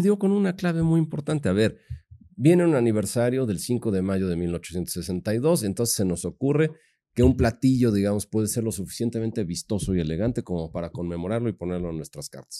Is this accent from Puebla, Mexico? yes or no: yes; Puebla, Mexico; también nos define como poblanos